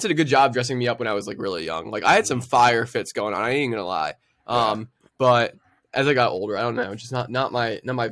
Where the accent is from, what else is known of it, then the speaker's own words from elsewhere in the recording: New Jersey, United States; We're all from New Jersey.